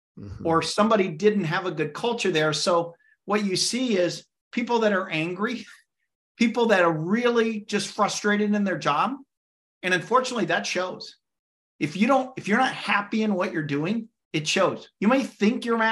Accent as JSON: {"language": "English", "region": "Illinois", "country": "United States", "moved": "yes", "said": "I'm originally from Illinois, so I know Chicago really well"}